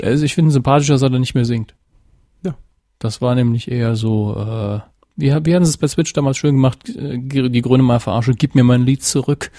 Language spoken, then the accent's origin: German; Saarland, Germany; als Saarländer